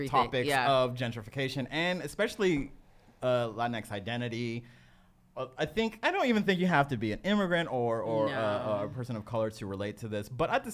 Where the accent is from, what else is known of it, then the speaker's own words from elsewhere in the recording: San Antonio, Texas, United States; moved away; I grew up in San Antonio